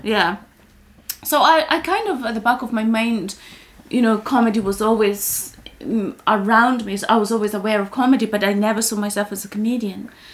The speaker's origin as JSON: {"language": "English", "country": "Kenya", "tie": "born or raised there", "moved": "as an adult", "lives_now": "United Kingdom", "said": "when I was growing up in Kenya"}